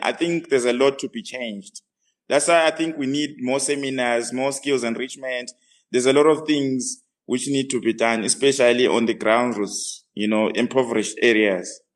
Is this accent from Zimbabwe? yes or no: yes; Bulawayo, Zimbabwe; moved away as an adult; now in Johannesburg, South Africa; I was born in Bulawayo, Matabeleland.